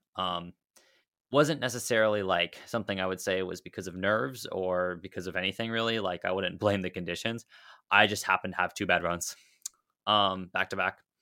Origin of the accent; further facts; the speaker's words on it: Dallas, Texas, United States; I'm from Dallas, Texas